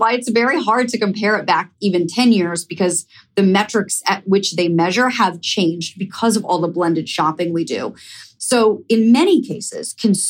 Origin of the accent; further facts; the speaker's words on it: Ohio, United States; moved away as an adult; now in New York City, United States; I live in New York City, but I grew up in Ohio